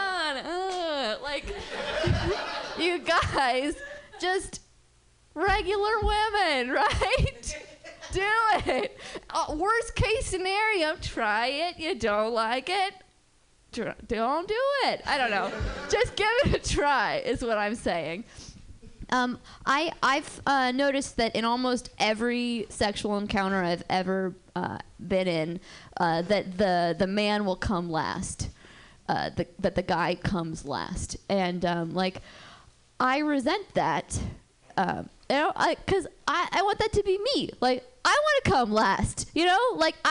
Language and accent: English; Berkeley, California, United States; I'm from Berkeley, and I'm Jewish. And growing up, just the most awesome temple